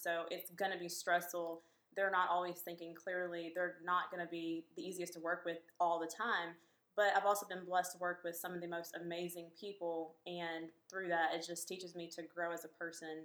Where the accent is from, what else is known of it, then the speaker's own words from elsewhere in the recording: Lebanon, Tennessee, United States; now in Murfreesboro, United States; Grew up in Lebanon, Tennessee